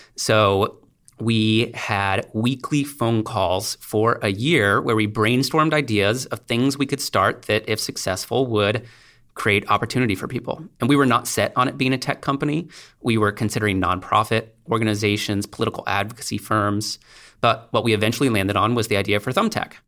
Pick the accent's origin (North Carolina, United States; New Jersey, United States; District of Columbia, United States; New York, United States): District of Columbia, United States; Washington; I grew up in the Washington, D C area